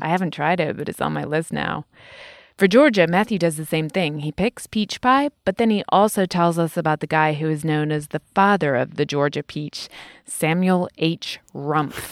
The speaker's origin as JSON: {"language": "English", "country": "United Kingdom", "said": "Being British"}